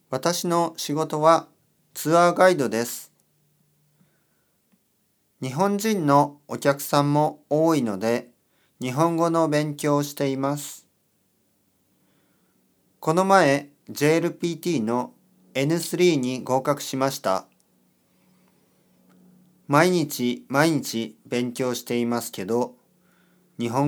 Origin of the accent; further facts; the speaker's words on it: Galicia, Spain; Japanese is a second language; now in Madrid, Spain; ペインのガリシア出身です。今、マドリッドに住んでいます。